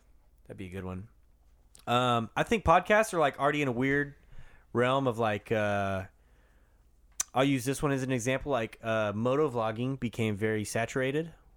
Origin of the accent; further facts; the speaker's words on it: Texas, United States; We're from Texas